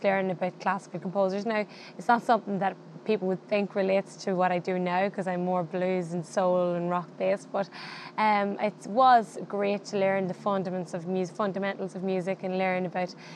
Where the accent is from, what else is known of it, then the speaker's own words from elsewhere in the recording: County Monaghan, Ireland; I am from Ireland, and I'm from a very small county called County Monaghan.